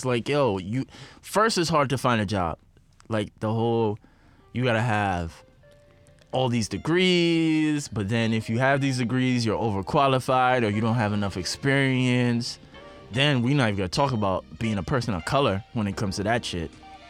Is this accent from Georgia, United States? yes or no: no; New York, United States; If there's two things that will stress you out more than anything else being a New Yorker, it's like, really trying to find a place to live and trying to find a fucking job.